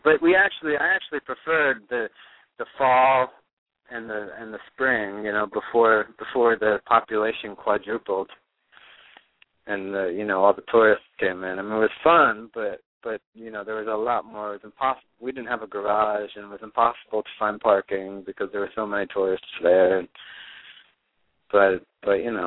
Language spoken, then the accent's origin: English; Neptune, New Jersey, United States; also born or lived in Honolulu, Hawaii; I grew up in New Jersey, and I moved around a lot within New Jersey, but from about, like, 6 or 7 years old on, I was on the Jersey Shore, mostly in the town of Ocean Grove and Neptune